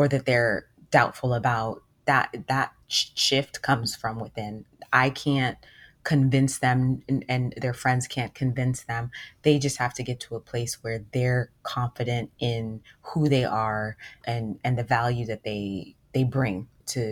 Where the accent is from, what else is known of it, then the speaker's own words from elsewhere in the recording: United States; from the age of 3, I was in the US. So I grew up with my American friends. And that's why I feel American too